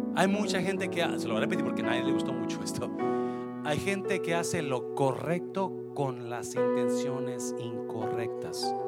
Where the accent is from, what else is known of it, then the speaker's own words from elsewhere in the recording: Mexico; moved away; also born or lived in Oak Cliff, Dallas, Texas; los mexicanos pensamos